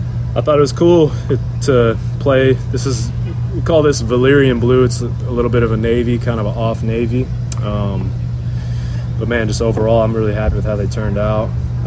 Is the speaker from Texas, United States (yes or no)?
yes; Irving, Texas, United States; But also, yeah, we got Trevor Story, Irving, my hometown, 972 area code